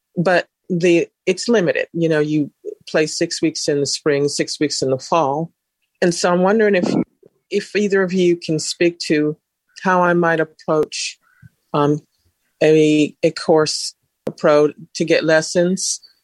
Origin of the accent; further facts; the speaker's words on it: Sacramento, California, United States; I am from Northern California, Sacramento to be specific